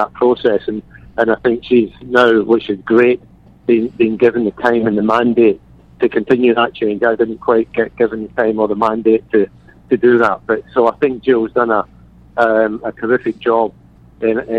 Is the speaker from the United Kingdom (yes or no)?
yes; Glasgow, Scotland, United Kingdom; moved away; I'm from Glasgow